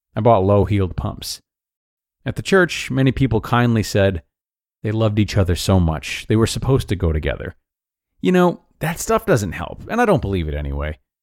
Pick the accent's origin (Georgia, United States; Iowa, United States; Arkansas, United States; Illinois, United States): Arkansas, United States; Pine Bluff; now in Fayetteville, United States; having driven down from Fayetteville to Pine Bluff, my hometown